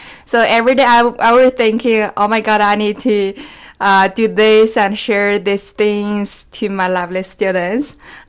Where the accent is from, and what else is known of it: China; born or raised there; moved away as an adult; now in Saint John, Canada